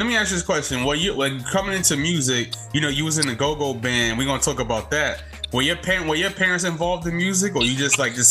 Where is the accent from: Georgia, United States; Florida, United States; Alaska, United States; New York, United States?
New York, United States; I'm from New York.